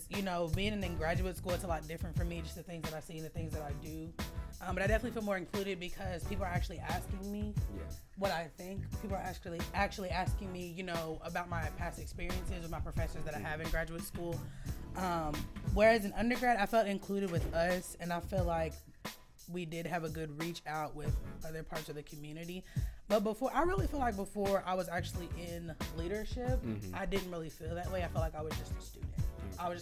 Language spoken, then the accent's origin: English; Louisville, Kentucky, United States; I'm also from Louisville